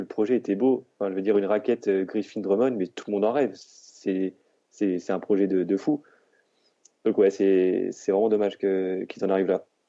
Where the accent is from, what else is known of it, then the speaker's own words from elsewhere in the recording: Orléans, Centre-Val de Loire, France; je suis, je suis d'Orléans